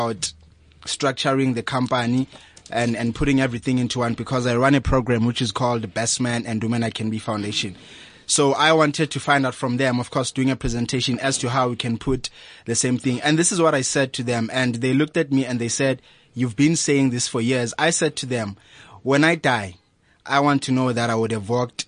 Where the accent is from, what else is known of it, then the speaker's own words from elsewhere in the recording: Daveyton, Gauteng, South Africa; I'm from Hulwazi Secondary School in Davidton. That's where I come from.